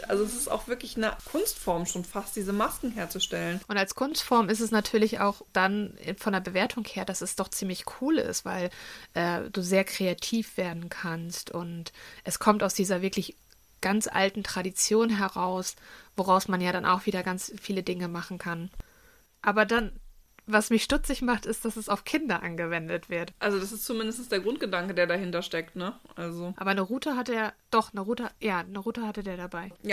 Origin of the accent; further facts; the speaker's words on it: Northern Germany, Germany; bin ich froh, dass ich im Norden groß geworden bin.